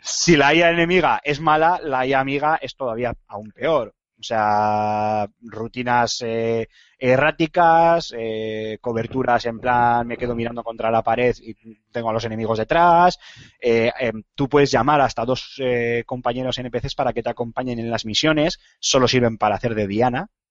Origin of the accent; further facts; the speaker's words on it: Spain; Aquí somos muy extremistas en ese sentido